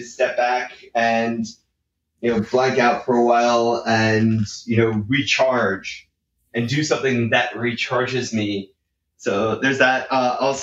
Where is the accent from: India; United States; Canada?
United States; Northeast; I grew up in the Northeast, pretty bad winter sometimes